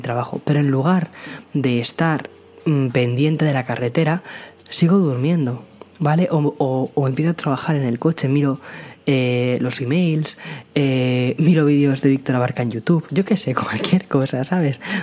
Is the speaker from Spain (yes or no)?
yes; Aranjuez, Community of Madrid, Spain; moved away as an adult; now in San Antonio, United States; nací en Madrid, pero eh, me he criado en un pueblo muy, muy, muy cerquita de, Madrid, que es Aranjuez